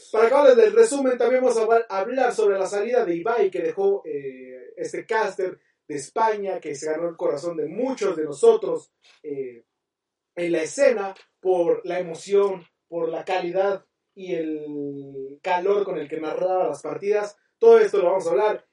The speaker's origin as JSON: {"language": "Spanish", "country": "Mexico", "said": "como buenos mexicanos"}